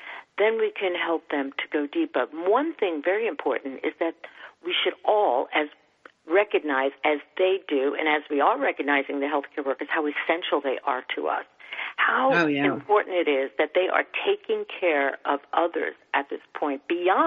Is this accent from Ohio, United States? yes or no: no; New York City, New York, United States; I'm born and raised in New York